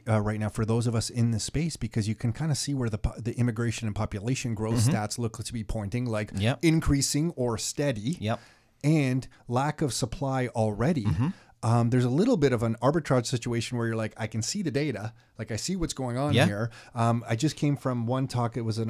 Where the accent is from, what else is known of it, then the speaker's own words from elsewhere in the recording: Mississauga, Ontario, Canada; Those two buildings where we grew up in Mississauga, we were just talking about them. Buildings. These are two rental buildings, east side of Mississauga, Burnhamthorpe on the border of Etobicoke, pretty much.